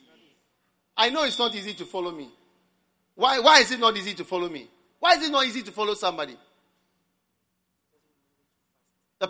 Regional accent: Ghana; also born or lived in Switzerland; I'm from Ghana. And also from Switzerland. I'm not an American, but here I am. I've lived in Ghana all my life.

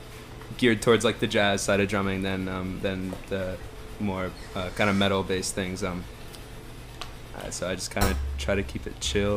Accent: Richmond, Virginia, United States; I'm actually the only Richmond native. Okay. I've lived here for over a decade now.

